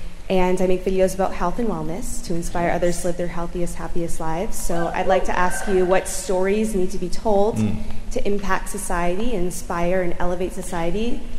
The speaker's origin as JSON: {"language": "English", "town": "Boston", "region": "Massachusetts", "country": "United States", "moved": "yes", "lives_now": "Los Angeles, United States", "said": "I'm from Boston, but I live in Los Angeles."}